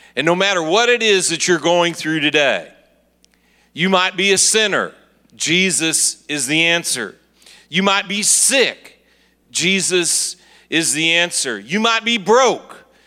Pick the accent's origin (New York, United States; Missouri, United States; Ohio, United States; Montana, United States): Missouri, United States; Kansas City; I'm from Kansas City, Missouri